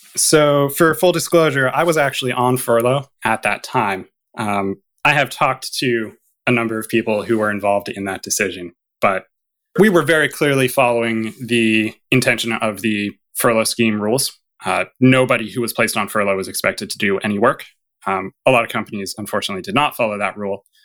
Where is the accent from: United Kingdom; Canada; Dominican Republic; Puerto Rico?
Canada; as a Canadian